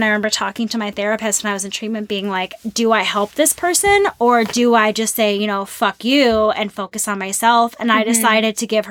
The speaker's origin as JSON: {"language": "English", "town": "St. Paul", "region": "Minnesota", "country": "United States", "tie": "born or raised there", "moved": "yes", "said": "I'm from Minnesota. I'm from St. Paul. And love my hometown"}